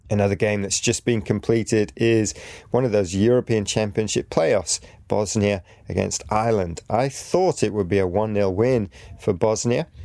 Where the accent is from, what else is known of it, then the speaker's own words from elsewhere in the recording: Greece; I'm from Greece. My favorite team is Olympiacos